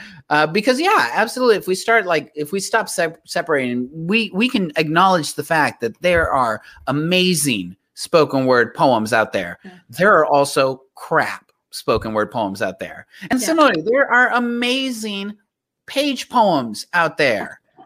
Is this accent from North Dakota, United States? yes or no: no; Laredo, Texas, United States; it was in my hometown